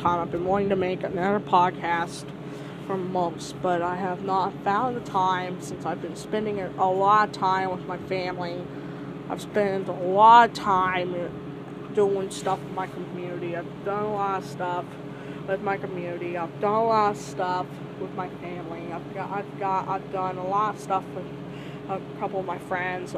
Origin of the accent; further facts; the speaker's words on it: Indiana, United States; I'm from Indiana